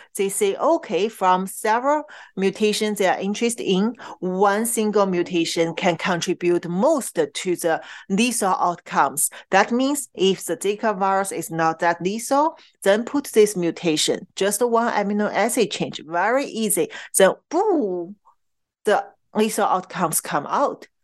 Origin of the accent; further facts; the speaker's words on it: Qingdao, Shandong, China; moved away; in Qingdao, my hometown